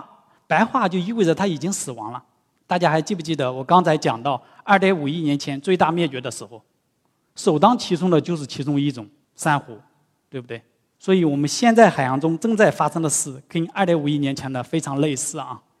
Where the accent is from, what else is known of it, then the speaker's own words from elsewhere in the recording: Shanghai, China; 但是我们上海人应该比较愿意啊。到时候海平面再下降，我们就有更多的土地来建房子了。